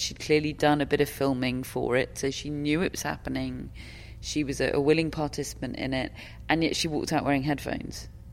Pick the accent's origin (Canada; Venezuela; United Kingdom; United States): United Kingdom; I'm I'm British